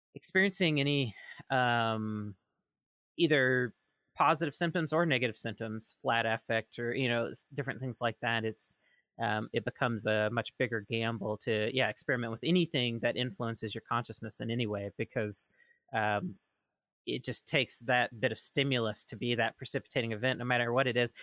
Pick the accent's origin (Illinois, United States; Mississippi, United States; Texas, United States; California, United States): Mississippi, United States; rural; where I'm from, in my little town, in rural Mississippi